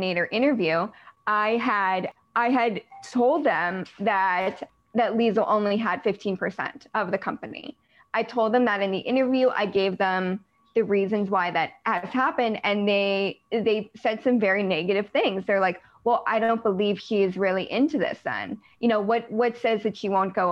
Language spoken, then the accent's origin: English; United States; I'm American